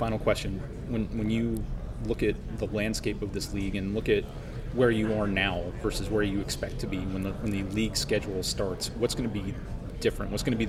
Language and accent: English; Lynchburg, Virginia, United States; I'm from Lynchburg, so I'm quite familiar with the whole, you know, New River Valley and the Radford area and everything.